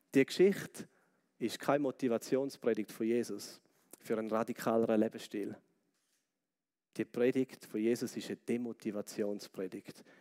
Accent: Switzerland; als Schweizer

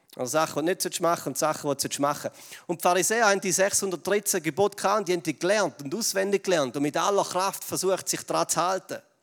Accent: Switzerland; wir als Schweizer

